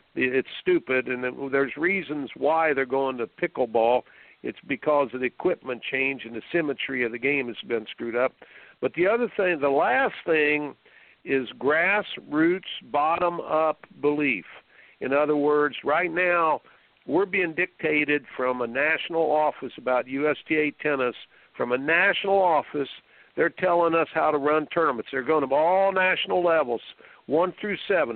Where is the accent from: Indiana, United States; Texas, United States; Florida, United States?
Indiana, United States; I grew up in Indiana